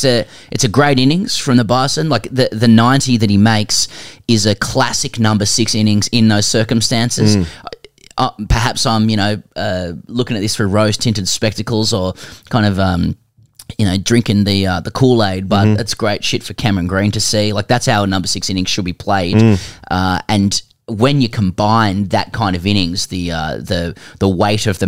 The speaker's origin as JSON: {"language": "English", "town": "Sydney", "region": "New South Wales", "country": "Australia", "tie": "born or raised there", "said": "I grew up in Sydney"}